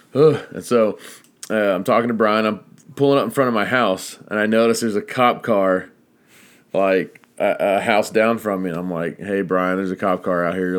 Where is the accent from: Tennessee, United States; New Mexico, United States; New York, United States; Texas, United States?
Texas, United States; I'm Texan